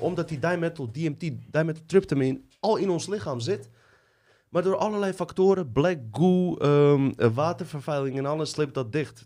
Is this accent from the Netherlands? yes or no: no; Bosnia & Herzegovina; ik kom uit Bosnië.